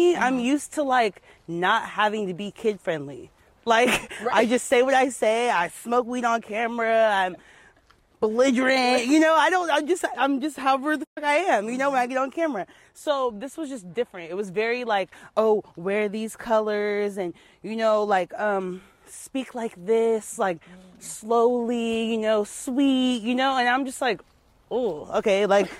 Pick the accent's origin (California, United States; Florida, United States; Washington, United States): California, United States; also born or lived in San Jose / Las Vegas; But I'm originally from SoCal.